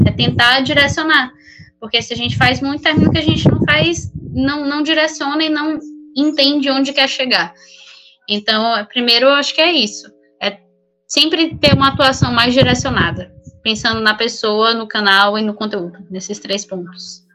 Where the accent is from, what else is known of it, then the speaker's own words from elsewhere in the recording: São Luís, Maranhão, Brazil; moved away as an adult; also born or lived in São Paulo; eu sou de São Luís, Maranhão